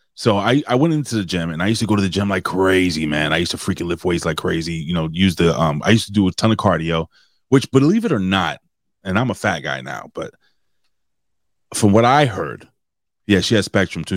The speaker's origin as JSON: {"language": "English", "town": "New York City", "region": "New York", "country": "United States", "tie": "born or raised there", "said": "it's my hometown"}